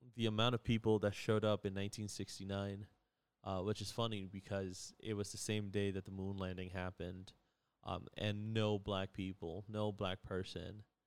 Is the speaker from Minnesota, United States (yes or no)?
no; New York, United States; I'm from New York